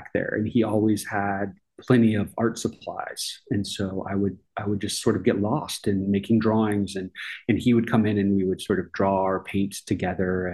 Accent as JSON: {"language": "English", "town": "Tampa", "region": "Florida", "country": "United States", "tie": "born or raised there", "also_born_or_lived": "Boston, Massachusetts / Georgia", "moved": "as an adult", "lives_now": "Arkansas, United States", "said": "I grew up in Florida"}